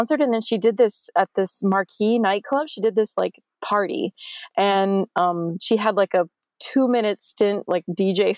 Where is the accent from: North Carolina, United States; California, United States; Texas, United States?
Texas, United States; Brownsville; first language English; now in San Antonio, United States; I grew up in Brownsville